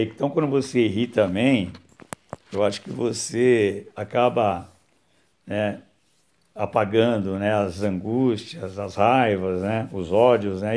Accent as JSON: {"language": "Portuguese", "region": "São Paulo", "country": "Brazil", "tie": "born or raised there", "said": "Nasci em São Paulo, né, em 15 de fevereiro de 1960"}